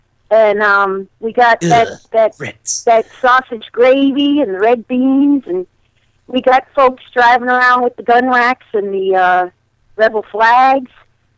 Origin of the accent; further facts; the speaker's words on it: Connecticut, United States; now in Delaware, United States; I'm from Connecticut originally. So yes, I am a damned Connecticut Yankee.